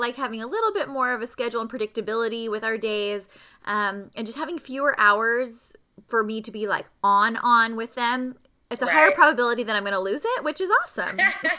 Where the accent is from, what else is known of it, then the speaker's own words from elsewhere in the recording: Poway, California, United States; moved away; I was raised in Poway.